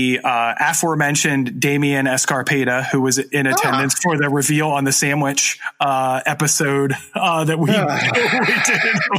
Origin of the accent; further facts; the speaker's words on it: New Jersey, United States; We're from South Jersey. There's a lot of like wetlands, marshlands, wooded areas.